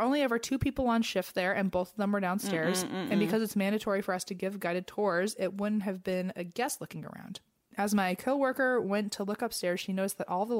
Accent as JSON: {"language": "English", "country": "Canada", "said": "To start off, I'm from Canada."}